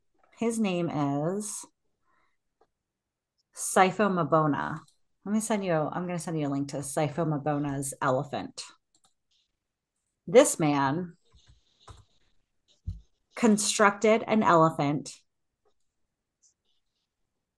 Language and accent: English; United States; I am American.